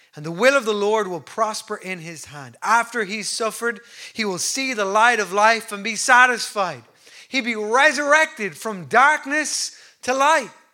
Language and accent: English; Ireland; we're great as Irish people